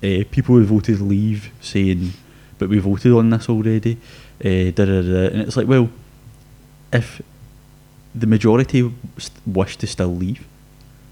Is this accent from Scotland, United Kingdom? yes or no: yes; Scotland, United Kingdom; being a Scottish person